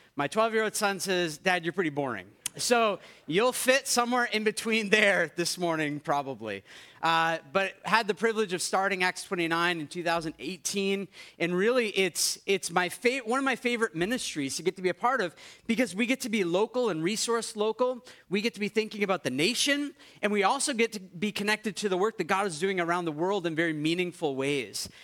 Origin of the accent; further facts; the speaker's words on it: United States; now in Canada; you made fun of me for being American